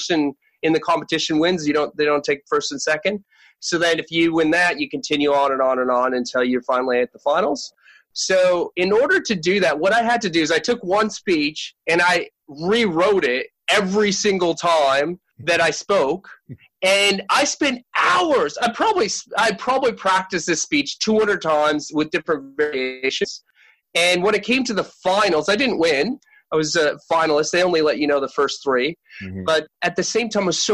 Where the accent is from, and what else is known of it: Canada; born or raised there; moved away as an adult; now in Sydney, Australia